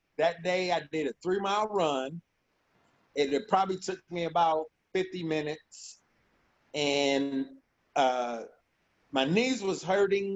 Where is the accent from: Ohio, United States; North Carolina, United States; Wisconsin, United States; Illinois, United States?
Ohio, United States; I grew up in Ohio